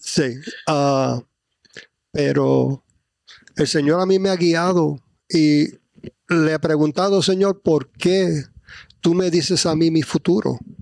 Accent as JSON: {"language": "Spanish", "region": "New Jersey", "country": "United States", "tie": "born or raised there", "moved": "as an adult", "lives_now": "Florida, United States", "said": "yo me crié en New Jersey"}